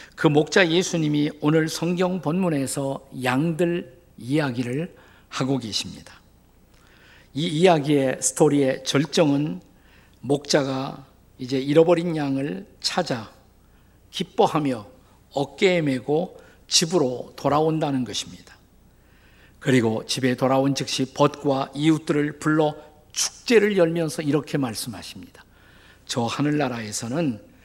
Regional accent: Suwon, Gyeonggi Province, South Korea; 그곳이 제가 태어난 곳입니다

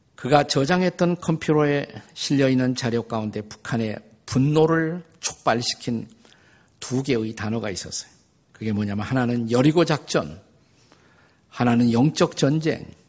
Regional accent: South Korea; 저는 우리 한국인들이라고 생각을 합니다

